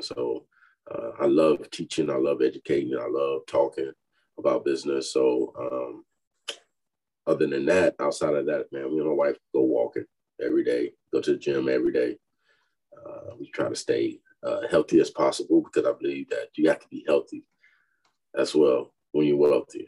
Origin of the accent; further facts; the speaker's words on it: Fayetteville, North Carolina, United States; moved away as an adult; now in Texas, United States; I'm from Fayetteville, North Carolina, uh, born and raised